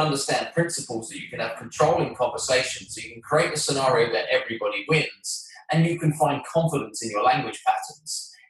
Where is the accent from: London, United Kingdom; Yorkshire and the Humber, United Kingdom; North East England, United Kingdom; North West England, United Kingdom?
London, United Kingdom; moved away as an adult; now in New York, United States; I'm from London, England